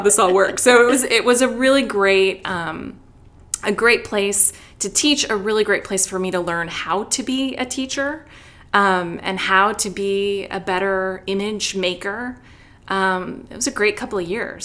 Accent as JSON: {"language": "English", "town": "Chicago", "region": "Illinois", "country": "United States", "tie": "born or raised there", "also_born_or_lived": "Wheaton, Illinois", "moved": "as an adult", "lives_now": "Atlanta, United States", "said": "I grew up in Chicago, stayed there for undergrad, worked a little, went to graduate school there"}